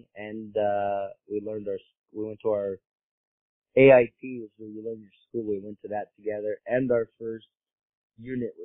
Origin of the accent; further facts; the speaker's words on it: Kalispell, Montana, United States; moved away as an adult; also born or lived in Boston, Massachusetts; Montana, like, I grew up in Kalispell.